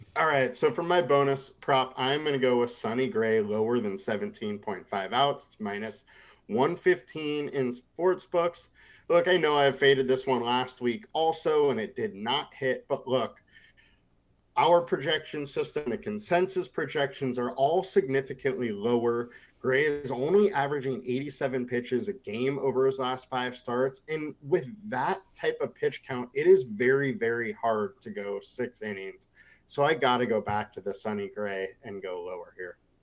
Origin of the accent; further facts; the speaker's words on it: the area around Carlsbad, California, United States; the area around my hometown